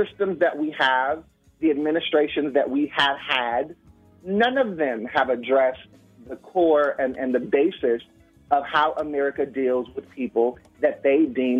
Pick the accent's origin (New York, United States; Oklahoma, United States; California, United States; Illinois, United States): California, United States; Los Angeles; I'm from Los Angeles. Like, I was born and raised in Los Angeles.